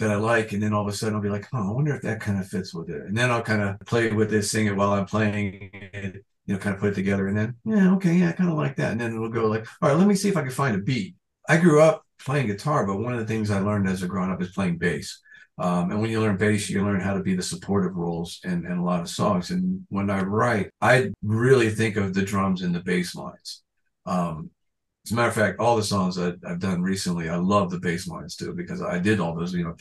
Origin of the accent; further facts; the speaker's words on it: Florida, United States; I'm from Florida.